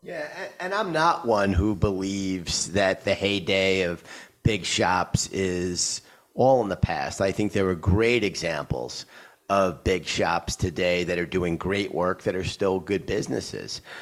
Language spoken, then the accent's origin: English; New York, United States; my hometown of New York.